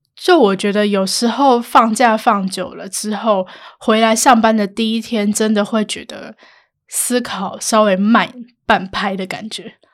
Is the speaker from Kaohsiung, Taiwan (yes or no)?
yes; Kaohsiung, Taiwan; moved away; 回高雄就是那个心情真的是会放松很多